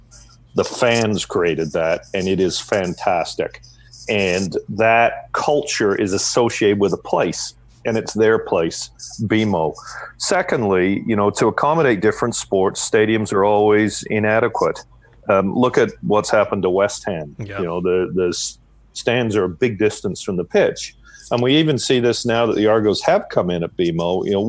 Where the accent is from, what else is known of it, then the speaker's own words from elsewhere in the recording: Ottawa, Ontario, Canada; Growing up in Ottawa, you know, I grew up at the time the Rough Riders were superb with Russ Jackson and Ronnie Stewart and Vic Washington and lots of other players.